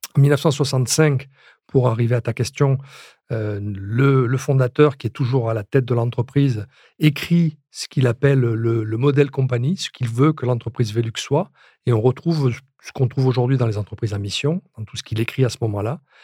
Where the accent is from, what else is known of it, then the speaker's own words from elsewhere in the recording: France; chez nous en France